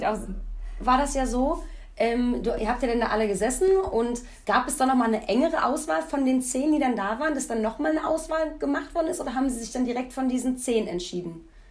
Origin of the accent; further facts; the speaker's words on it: Rathenow, Brandenburg, Germany; now in Cologne, Germany; Ich komme ja aus Rathenow